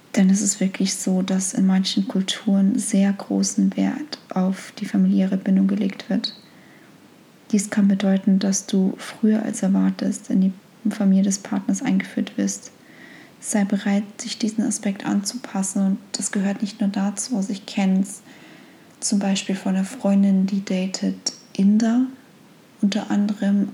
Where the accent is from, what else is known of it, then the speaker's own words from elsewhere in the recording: Germany; moved away as an adult; also born or lived in United States; als Deutsche